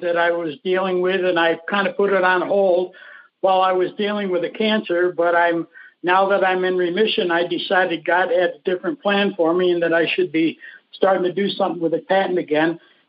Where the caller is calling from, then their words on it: Tucson, Arizona, United States; Tucson, Arizona.